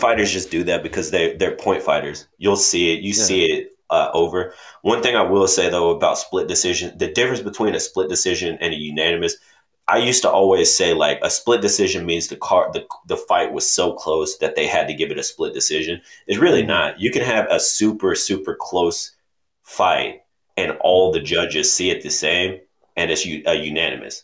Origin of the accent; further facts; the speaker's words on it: Oklahoma City, Oklahoma, United States; moved away; If we were fighting in OKC or something, and I'm down there and like family and friends is there